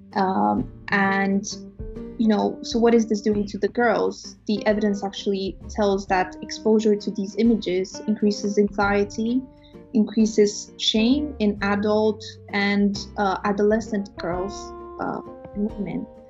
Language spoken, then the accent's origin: English; Romania; moved away as an adult; now in United Kingdom; I'm from Romania in East Europe. I came to the UK in 2012 to do my undergrad studies